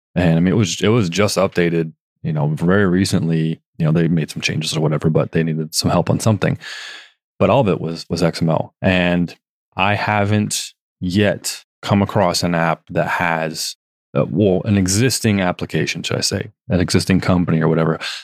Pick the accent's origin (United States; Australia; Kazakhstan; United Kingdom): United States; Northern California; I grew up in Northern California, about three hours north of San Francisco